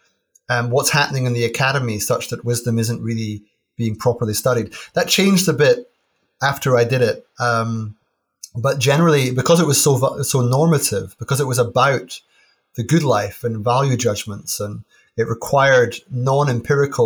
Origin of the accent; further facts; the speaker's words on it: Aberdeen, Scotland, United Kingdom; I grew up in Aberdeen